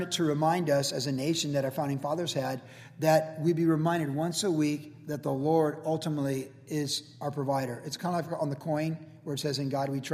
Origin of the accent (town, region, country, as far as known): United States